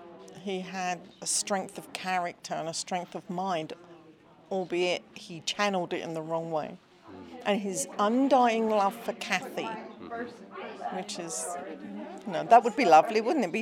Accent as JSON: {"language": "English", "region": "London", "country": "United Kingdom", "said": "I'm from London."}